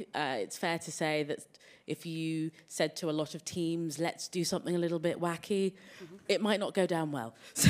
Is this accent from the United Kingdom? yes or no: yes; England, United Kingdom; as you can tell from the accent, I am from England.